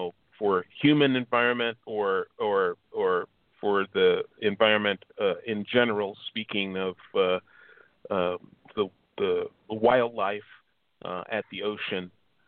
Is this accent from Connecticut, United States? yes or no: no; Chicago, Illinois, United States; now in California, United States; I'm originally from Chicago. And so being from the Midwest